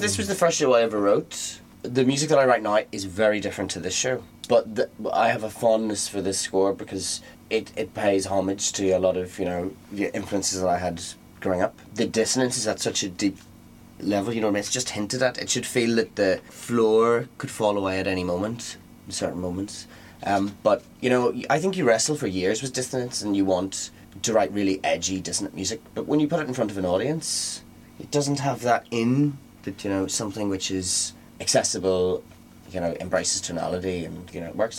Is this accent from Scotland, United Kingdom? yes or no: no; Northern Ireland, United Kingdom; I'm from Northern Ireland, so we both feel a bit colonial